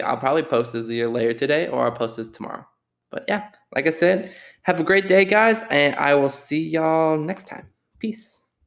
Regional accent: Austin, Texas, United States; my wonderful city of Austin, Texas

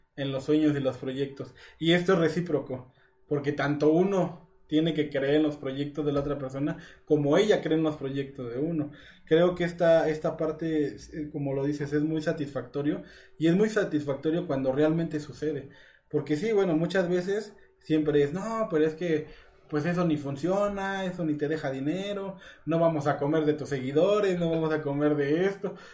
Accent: Mexico

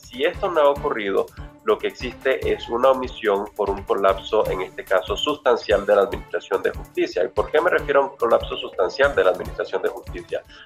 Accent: Nicaragua

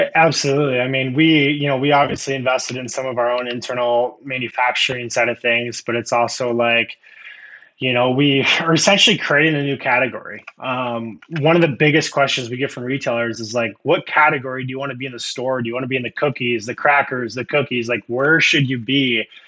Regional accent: Iowa, United States; I usually say Iowa, and nine out of ten times, it's like, "What in the world are you in Iowa?" Um, I was born and raised here.

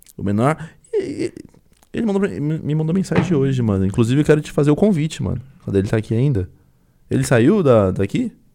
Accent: São Paulo, Brazil; eu sou paulista

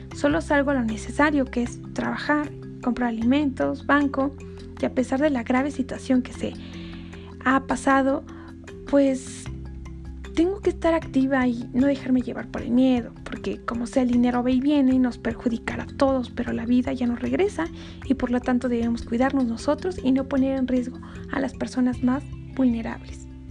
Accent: Mexico; como mexicanos ingeniosos

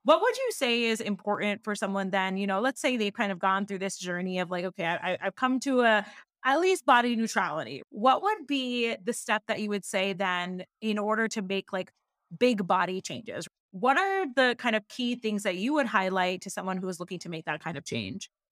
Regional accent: Seattle, Washington, United States; I was born and raised in Seattle, Washington

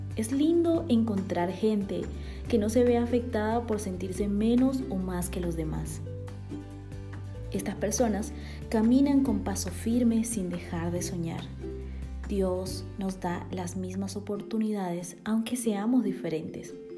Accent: Bolivia; born or raised there; now in Guatemala

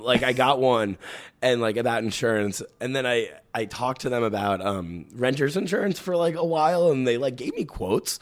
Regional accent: New York City, New York, United States; I grew up in the Bronx

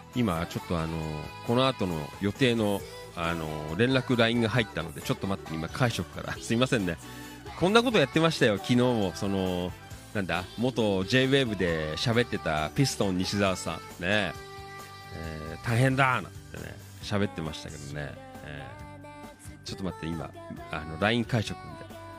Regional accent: Noda, Chiba, Japan; 野田とかはほら、ね、この辺りは、まあ、なんとなくね生まれ育った町なあの場所

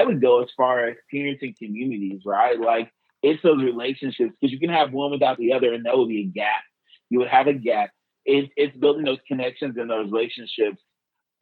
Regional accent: Southern Illinois, United States; I'm an Illinois guy, born and raised in Southern Illinois

